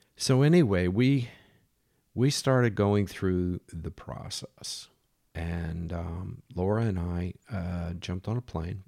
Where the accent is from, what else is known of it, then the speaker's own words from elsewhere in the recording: United States; moved away; I'm American, and there weren't very many Americans around